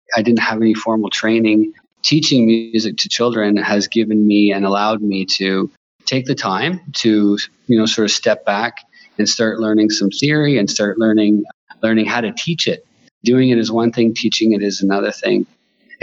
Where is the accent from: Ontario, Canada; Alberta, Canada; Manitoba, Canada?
Ontario, Canada; Bancroft; moved away as an adult; now in Inuvik, Canada; I'm from Bancroft. It was my job took me to the north.